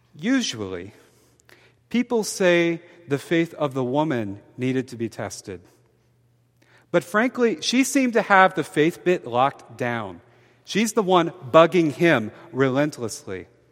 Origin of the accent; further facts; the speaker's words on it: Mobile, Alabama, United States; I'm from Mobile, Alabama. My hometown has an infamously